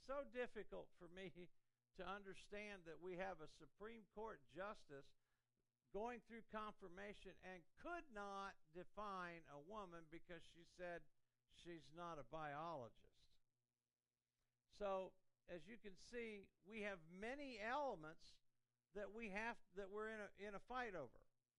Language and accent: English; Indiana, United States; also born or lived in Columbus, Ohio; I grew up in Indiana, so I loved Indiana sports. I mean, I was a big IU basketball fan, Bobby Knight, and I went to Purdue and so forth. And then we went to Ohio. I lived in Columbus, Ohio.